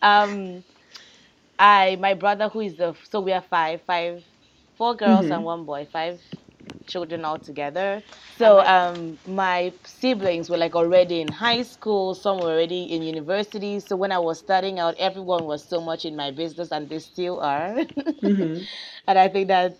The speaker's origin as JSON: {"language": "English", "country": "Nigeria", "moved": "yes", "said": "I'm from Nigeria"}